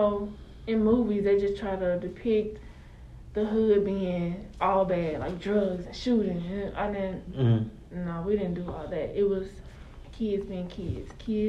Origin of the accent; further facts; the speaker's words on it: Brownsville, Tennessee, United States; I'm from Brownsville, Tennessee.